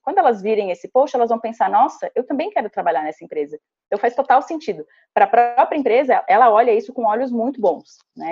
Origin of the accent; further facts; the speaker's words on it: Santa Catarina, Brazil; first language Portuguese; moved away; sou natural de uma cidadezinha de 5 mil habitantes, do interior de Santa Catarina